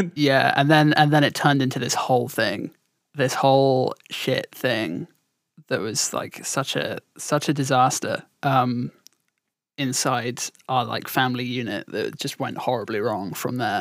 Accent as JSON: {"language": "English", "region": "southern England", "country": "United Kingdom", "also_born_or_lived": "around London", "accent": "southern"}